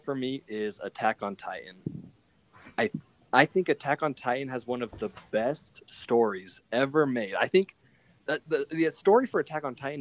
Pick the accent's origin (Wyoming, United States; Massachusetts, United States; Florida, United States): Wyoming, United States; moved away as an adult; now in Utah, United States; I come from Wyoming